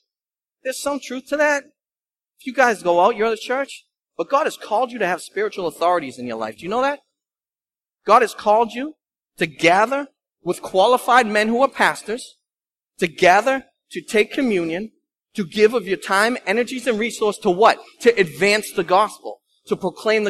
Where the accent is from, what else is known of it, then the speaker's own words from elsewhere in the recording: Lynn, Massachusetts, United States; I'm from Lynn